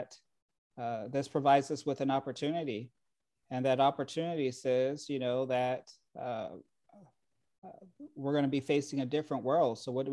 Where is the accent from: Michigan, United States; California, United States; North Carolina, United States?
California, United States; Rialto; also born or lived in Montclair, California / Ontario, California / Chino, California; now in Moreno Valley, United States; I was raised in the Inland Empire.